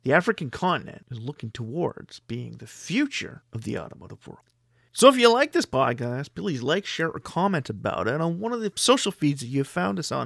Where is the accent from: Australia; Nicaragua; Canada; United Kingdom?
Canada; My home country of Canada